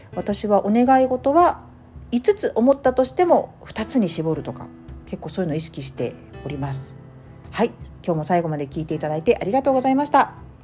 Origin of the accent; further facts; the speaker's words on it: Tokyo, Japan; moved away; 私の実家東京に行きますが